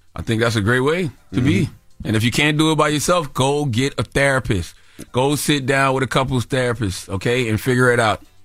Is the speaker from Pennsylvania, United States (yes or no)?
no; South Carolina, United States; I'm a Gamecock fan because I'm from South Carolina